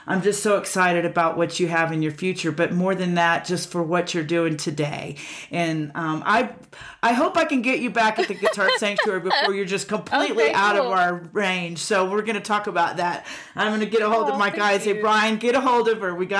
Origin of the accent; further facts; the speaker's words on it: Pensacola Beach, Florida, United States; I grew up in Pensacola Beach